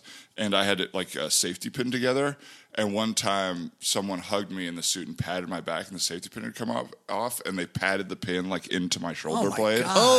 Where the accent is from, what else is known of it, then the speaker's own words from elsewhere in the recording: Tucson, Arizona, United States; Tucson, Arizona.